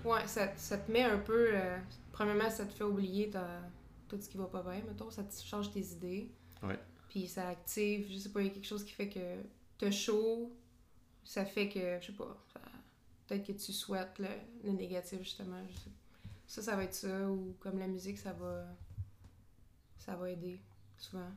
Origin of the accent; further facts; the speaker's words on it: Drummondville, Quebec, Canada; now in Montreal, Canada; moi, je viens de Drummondville